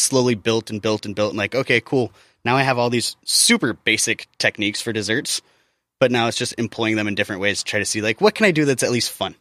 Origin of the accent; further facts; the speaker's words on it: Midwest, United States; I grew up in the Midwest